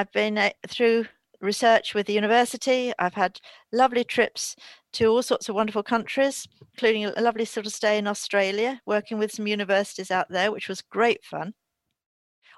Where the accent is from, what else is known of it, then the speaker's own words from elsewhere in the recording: London, United Kingdom; also born or lived in New Forest; I was a Londoner, but I always, as a child, used to come down to the New Forest. So that I was going to school in London